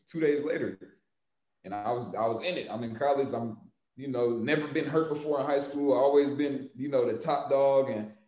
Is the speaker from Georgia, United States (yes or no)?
yes; Atlanta, Georgia, United States; moved away; I'm from Atlanta